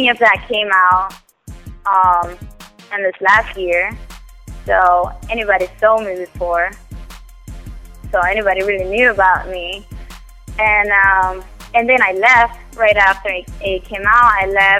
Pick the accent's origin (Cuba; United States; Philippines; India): Cuba; English is a second language; moved away as an adult; I came from Cuba. I came 5 years ago.